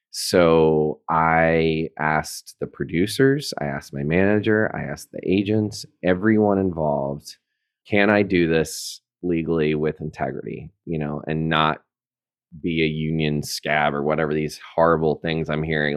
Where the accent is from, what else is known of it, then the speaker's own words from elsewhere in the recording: Chattanooga, Tennessee, United States; moved away as an adult; also born or lived in New York City; now in Rhinebeck, United States; I am from Chattanooga, Tennessee